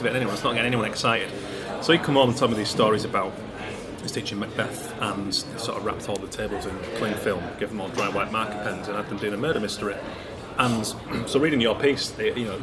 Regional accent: Keighley, Yorkshire and the Humber, United Kingdom; I grew up in Keighley just outside Bradford and Leeds originally.

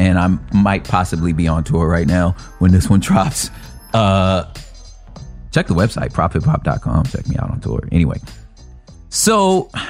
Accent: California, United States; I'm a Californian

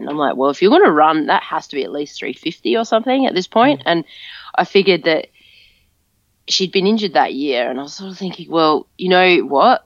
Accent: Adelaide, South Australia, Australia; moved away as an adult; also born or lived in Brisbane; it's my hometown

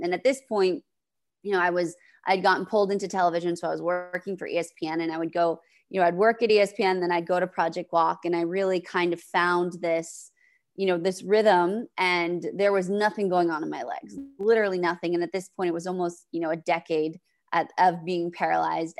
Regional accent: New Hampshire, United States; I'm from the East Coast in New Hampshire

